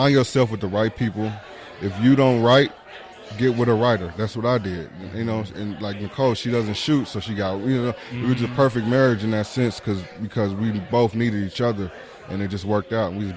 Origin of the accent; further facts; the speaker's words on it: Spencer, Oklahoma, United States; I'm from Spencer and I grew up around them.